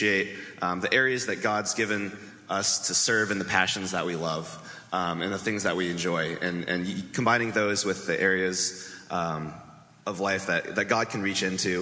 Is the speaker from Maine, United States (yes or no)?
no; Bellevue, Washington, United States; I grew up in Bellevue, Washington